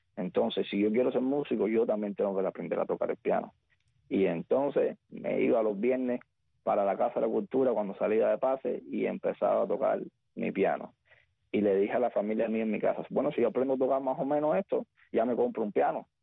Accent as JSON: {"language": "Spanish", "town": "Güines", "region": "Mayabeque", "country": "Cuba", "tie": "born or raised there", "moved": "as an adult", "said": "Nací en Cuba, como bien dice, eh, en un municipio de la antigua provincia de Habana que se llama Wines, es un municipio de, campo. Entonces soy de allí"}